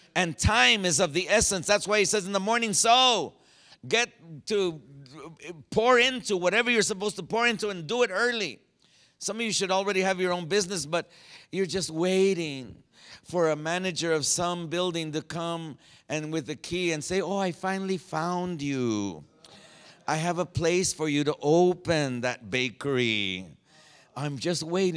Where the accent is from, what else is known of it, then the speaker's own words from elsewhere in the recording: Phoenix, Arizona, United States; I was from Phoenix